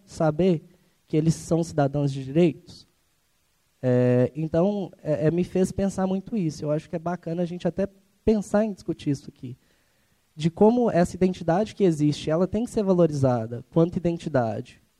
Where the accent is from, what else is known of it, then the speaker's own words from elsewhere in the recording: Ribeirão das Neves, Minas Gerais, Brazil; eu também sou de Ribeirão das Neves